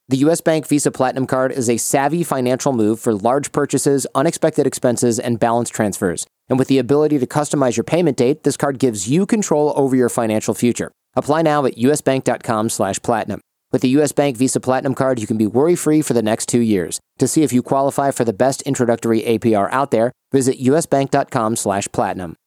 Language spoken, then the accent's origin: English; Michigan, United States; I grew up in Michigan